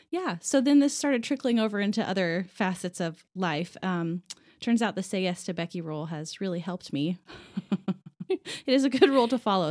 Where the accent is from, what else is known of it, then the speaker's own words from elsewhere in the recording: Lafayette, Indiana, United States; now in Indianapolis, United States; I am originally from Lafayette, which is a different city from West Lafayette